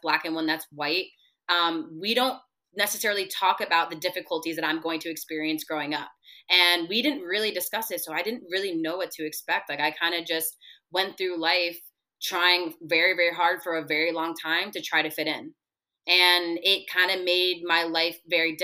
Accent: Broward County, Florida, United States; also born or lived in Kendall, Miami; I early on in the first couple years of my life moved up north a little bit to Broward County, and the area I lived in, it was predominantly white

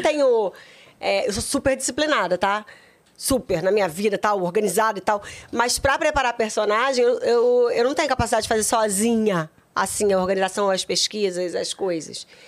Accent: Rio de Janeiro, Brazil; also born or lived in Duque de Caxias; meus pais já moravam em Pilares, que era é a zona norte do Rio de Janeiro. Aí, de lá, a gente foi morar no meier

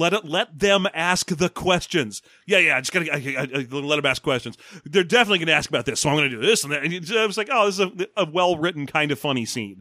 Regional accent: Los Angeles, California, United States; I grew up in Los Angeles during the riots

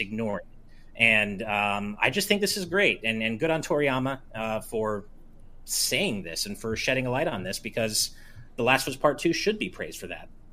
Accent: United States; as an American

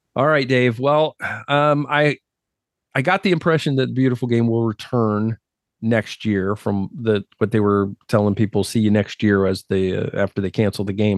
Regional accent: United States; I grew up as an American

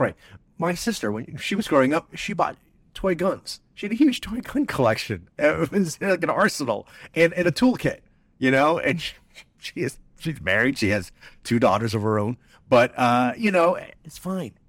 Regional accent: New Jersey, United States; I'm from New Jersey

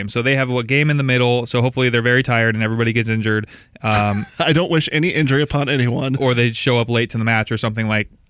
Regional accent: Maple Valley, Washington, United States; I grew up in Maple Valley. What do I have to talk about?

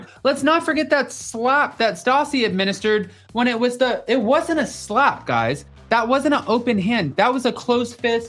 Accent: the South, United States; Guys, I'm still from the South and I went to 11 different schools and I don't know how to pronounce everything.

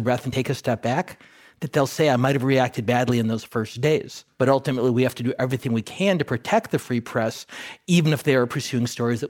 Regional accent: Wisconsin, United States; I grew up in the Midwest, not too far from where John did, in Wisconsin, which is not only close to Indiana, but it's close to Skokie, Illinois.

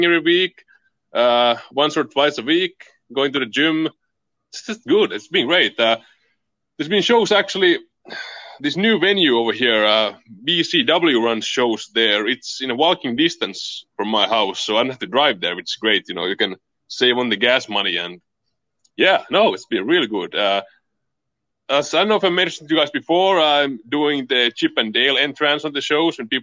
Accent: Finland; English is a second language; in Finland we do not celebrate Valentine's Day

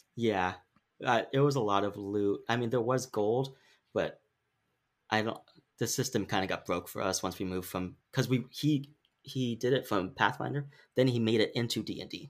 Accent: Sacramento, California, United States; we're from Sacramento, but it's in our podcast title, like, we're Sacramento proud.

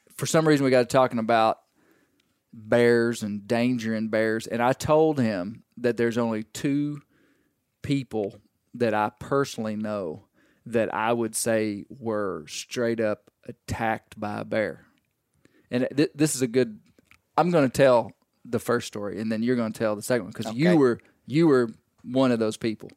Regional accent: Arkansas, United States; we grew up in Arkansas, we we grew up this way.

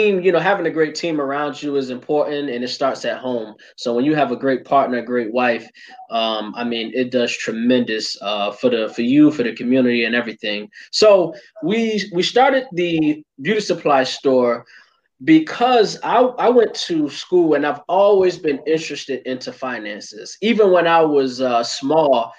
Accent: Hartford, Connecticut, United States; I'm from Hartford, Connecticut. Born and raised my whole life

